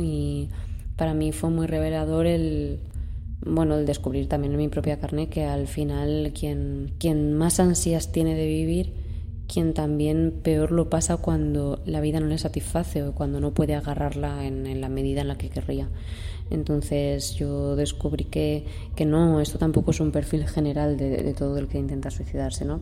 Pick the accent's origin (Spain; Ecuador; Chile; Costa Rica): Spain; Ayora, Valencian Community; moved away as an adult; now in Madrid, Spain; soy una valenciana del 96, tengo ahora 25 años. Y bueno, nací en Ayora, que es un pueblecito pequeño en la comunidad valenciana. Y me vine a Madrid a estudiar dramaturgia y dirección escénica en la Real Escuela Superior